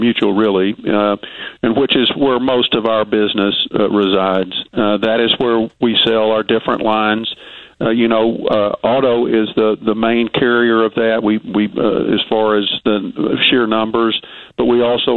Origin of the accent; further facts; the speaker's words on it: Little Rock, Arkansas, United States; I'm from Little Rock, Arkansas